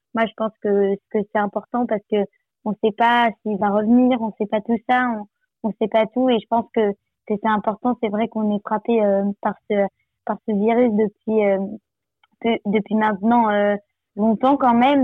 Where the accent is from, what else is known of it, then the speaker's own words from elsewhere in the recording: Nice, Provence-Alpes-Côte d'Azur, France; je viens de Nice